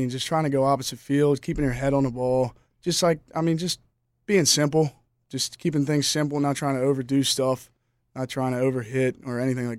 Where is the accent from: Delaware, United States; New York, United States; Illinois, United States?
Delaware, United States; Rehoboth Beach; I heard his name just throughout Delaware because I'm from Rehoboth Beach, Delaware, so I knew of Billy